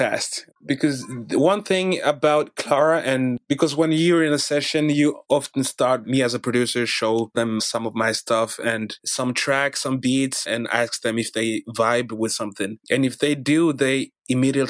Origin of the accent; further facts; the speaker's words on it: Norway; also born or lived in Democratic Republic of the Congo; I'm basically from the Democratic Republic of Congo. Came to Norway when I was 4. I've been living in Norway since.